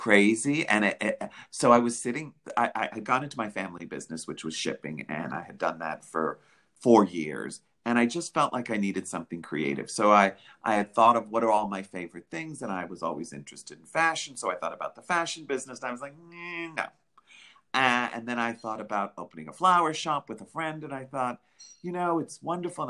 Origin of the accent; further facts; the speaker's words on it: New York City, New York, United States; my blood is all Greek, but born and raised in New York. I'm a Greek New Yorker